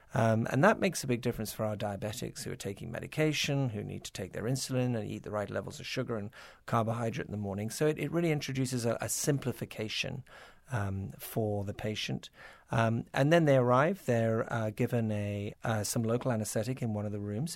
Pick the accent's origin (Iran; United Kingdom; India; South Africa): United Kingdom; moved away as an adult; also born or lived in Toronto, Canada; now in United States; I was born in Toronto, not so far away. But yes, I was gro-, I did grow up in, in Britain and, uh, worked in the British National Health for twelve years